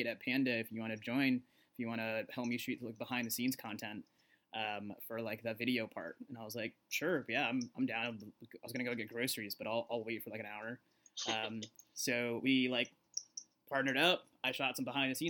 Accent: Arizona, United States; I grew up in Arizona.

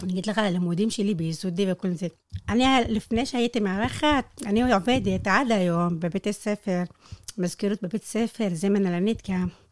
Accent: Al-Mashash, near Dimona, Southern District, Israel; moved away as an adult; now in Lakiya, Israel; אני נולדתי בפזורה

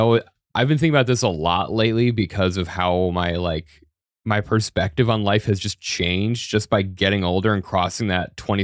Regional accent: Denver, Colorado, United States; now in New York City, United States; I'm from Denver.

